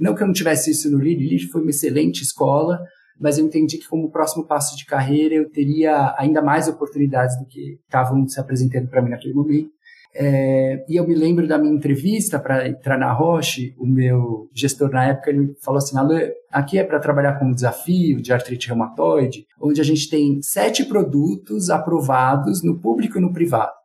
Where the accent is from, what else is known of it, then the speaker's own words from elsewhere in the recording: São Paulo, Brazil; eu sou aqui de São Paulo